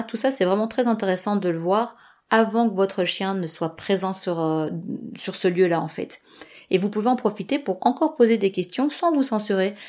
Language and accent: French; Belgium; moi je réside en Belgique